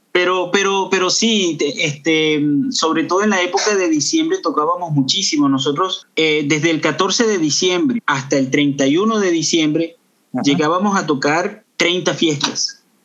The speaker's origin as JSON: {"language": "Spanish", "town": "Los Teques", "region": "Miranda", "country": "Venezuela", "tie": "born or raised there", "also_born_or_lived": "Caracas, Venezuela", "moved": "as an adult", "lives_now": "Canada", "said": "yo nací en, Caracas, pero me crié en una ciudad que está al sur de Caracas, llamada Los Teques"}